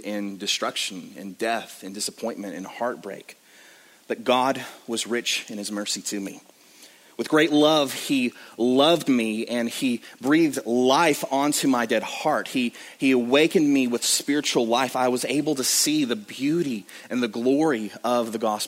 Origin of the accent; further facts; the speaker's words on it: West Texas, United States; I grew up in the Bible Belt of West Texas